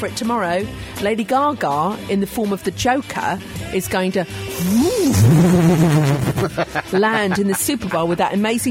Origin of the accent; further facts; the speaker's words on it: Scotland, United Kingdom; But it's the one and only time being Scottish.